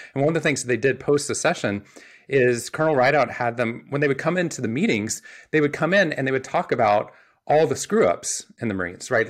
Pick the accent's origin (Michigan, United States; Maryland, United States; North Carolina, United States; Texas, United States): Texas, United States; Waco; I grew up in Waco, Texas